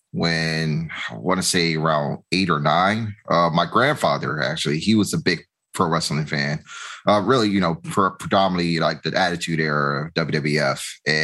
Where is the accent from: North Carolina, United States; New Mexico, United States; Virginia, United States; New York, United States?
Virginia, United States; Richmond; moved away as an adult; also born or lived in Atlanta, Georgia; now in Stone Mountain, United States; I'm originally born and raised in Richmond, Virginia. I moved to Atlanta 3 years ago. And currently located in Stone Mountain.